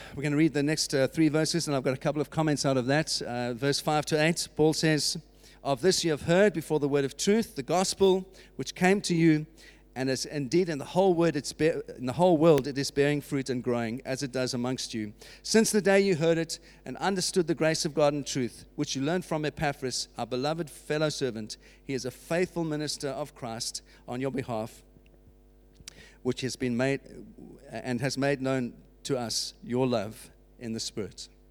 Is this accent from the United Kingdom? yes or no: yes; United Kingdom; that's what marks us as British citizens